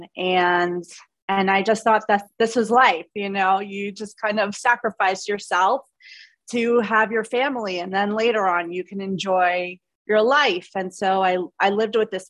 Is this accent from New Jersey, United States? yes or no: no; Long Island, New York, United States; I grew up in New York. I grew up on Long Island, just like so aware and conscious of my voice.